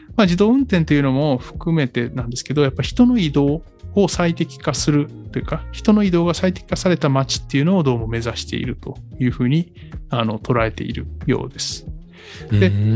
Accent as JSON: {"language": "Japanese", "region": "Kyoto", "country": "Japan", "tie": "born or raised there", "moved": "yes", "said": "僕京都出身なんで、まあ、やっぱ京都に住んでて"}